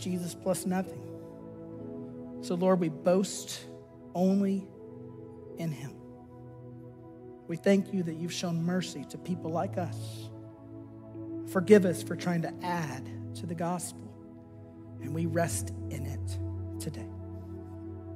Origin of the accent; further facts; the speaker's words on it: United States; as an American citizen